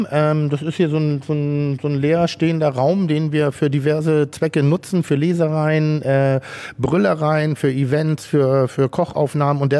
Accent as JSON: {"language": "German", "region": "Schleswig-Holstein", "country": "Germany", "tie": "born or raised there", "lives_now": "Hamburg, Germany", "said": "lebe ich in Hamburg und dadurch bin ich auch so ein bisschen ein Hamburger. Aber meine Heimat ist Schleswig-Holstein. Meine Urgroßeltern hatten eine Baumschule, also relativ ländlich bei Ellerbeck."}